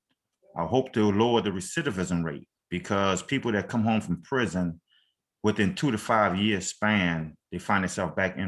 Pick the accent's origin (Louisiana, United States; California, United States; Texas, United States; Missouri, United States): Louisiana, United States; I'm from Louisiana.